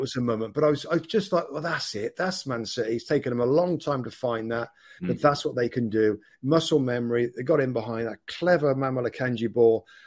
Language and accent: English; England, United Kingdom; I'm an English guy in this pub in Italy